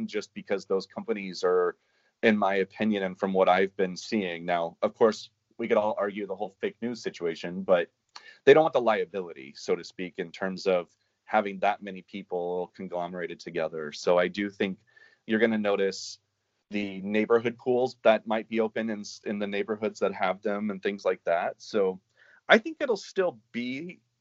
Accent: Kansas, United States; I'm from Kansas

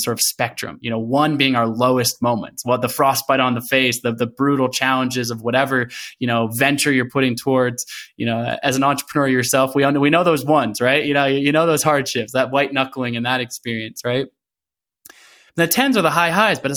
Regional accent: Portland, Oregon, United States; also born or lived in Olympia, Washington; I was born in Olympia, but from a very young age, I lived in Portland, Oregon. So I grew up in Portland, Oregon.

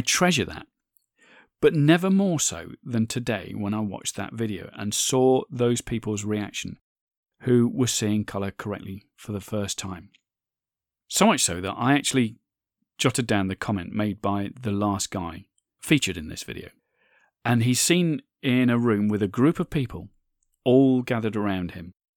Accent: United Kingdom; my home country of the U K

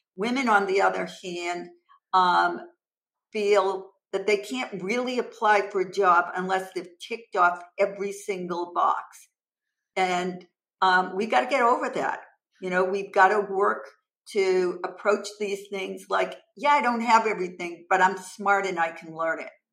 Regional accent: Massachusetts, United States; originally I'm from Massachusetts and I currently reside in Massachusetts with my husband.

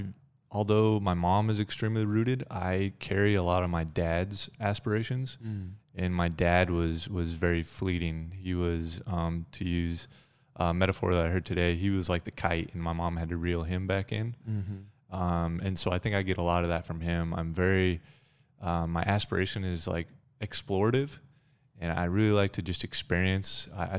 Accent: Thornton, Colorado, United States; So I grew up in Thornton, Colorado, which is just a little bit north of Denver, about 20 miles.

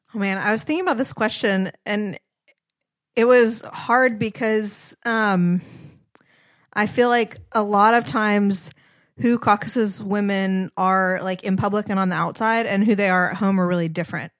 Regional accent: United States; moved away; as an American woman

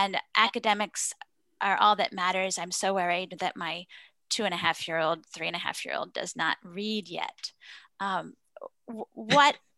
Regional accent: Columbus, Ohio, United States; Columbus, Ohio, my hometown and my childhood preschool

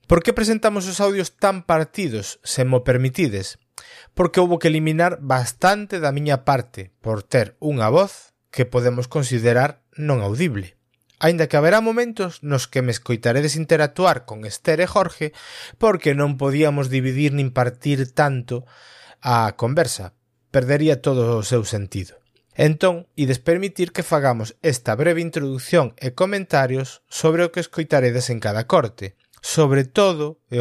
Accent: A Coruña, Galicia, Spain; nós somos da Coruña

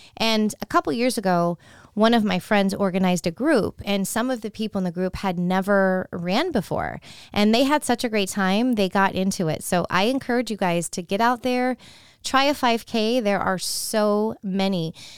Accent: California, United States; now in Tampa, United States; Trader Joe's is one of those stores that I grew up with in California

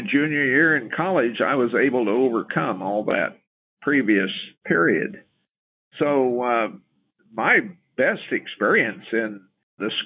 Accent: Topeka, Kansas, United States; I grew up in the Kansas River Valley near Topeka.

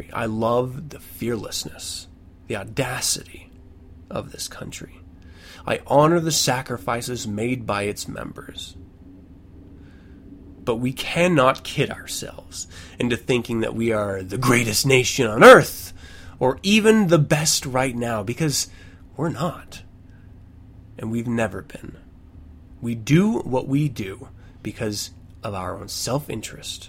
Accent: United States; I'm American

